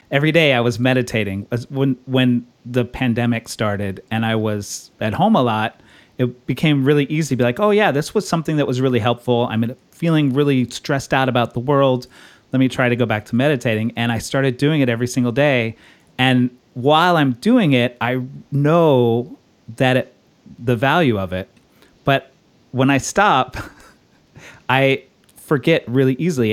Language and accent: English; Texas, United States; now in Brooklyn, United States; I grew up in Texas.